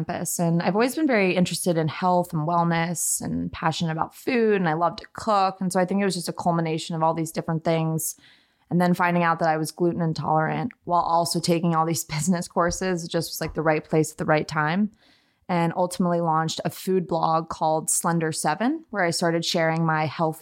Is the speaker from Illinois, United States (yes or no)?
no; Montgomery County, Maryland, United States; now in Denver, United States; I grew up in the Washington, D.C. suburbs. So the Montgomery County, Maryland, about 25 miles outside of the city